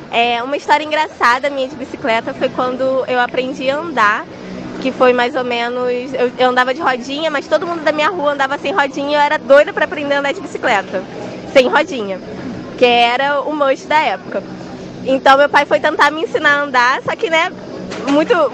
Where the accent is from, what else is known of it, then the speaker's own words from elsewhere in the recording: Nova Iguaçu, Rio de Janeiro, Brazil; tenho 24 anos, sou de Nova Iguaçu